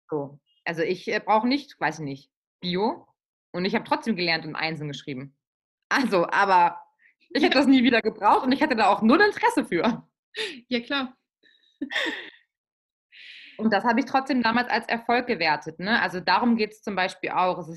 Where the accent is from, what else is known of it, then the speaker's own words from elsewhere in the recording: Baden-Württemberg, Germany; Ja, also ich komme ja aus Baden-Württemberg.